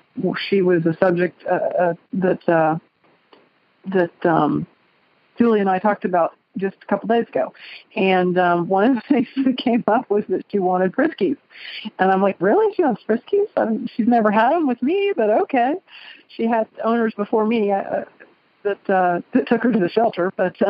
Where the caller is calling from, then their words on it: Cincinnati, Ohio, United States; I am calling from Cincinnati, Ohio.